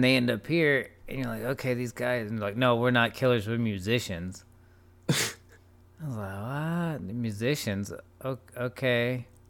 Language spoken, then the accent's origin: English; United States; as an American, as an English person